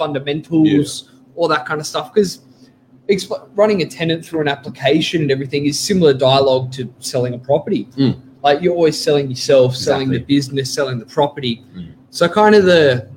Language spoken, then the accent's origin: English; Sydney, New South Wales, Australia; I grew up in Oaks Avenue myself. Like, I know DY quite well